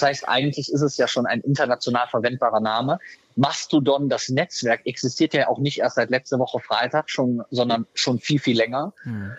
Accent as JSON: {"language": "German", "region": "Rhineland", "country": "Germany", "said": "wie wir bei uns im Rheinland sagen"}